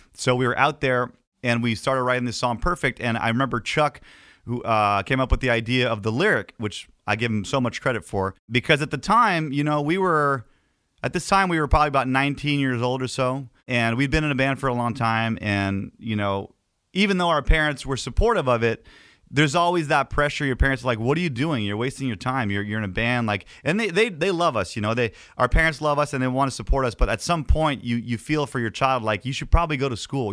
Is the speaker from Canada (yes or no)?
yes; Canada; as a Canadian